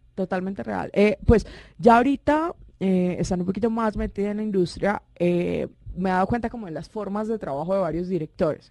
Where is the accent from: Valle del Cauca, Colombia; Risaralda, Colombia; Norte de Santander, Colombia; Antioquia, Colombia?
Norte de Santander, Colombia; Cúcuta; soy cucuteña, soy calentana